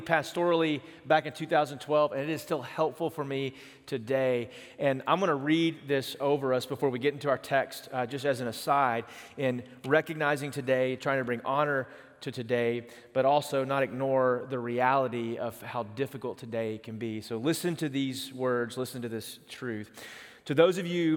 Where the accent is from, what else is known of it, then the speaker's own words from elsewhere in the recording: East Texas, United States; moved away; I grew up in East Texas